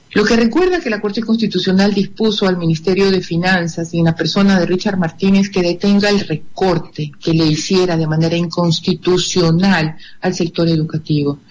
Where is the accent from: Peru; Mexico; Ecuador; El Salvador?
Ecuador; Guayaquil, Guayas; como guayaquileños y como ecuatorianos